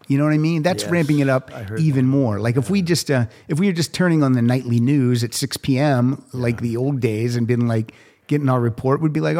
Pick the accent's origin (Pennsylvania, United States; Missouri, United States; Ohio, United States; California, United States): Pennsylvania, United States; moved away; I'm from Pennsylvania. I went to a Catholic school.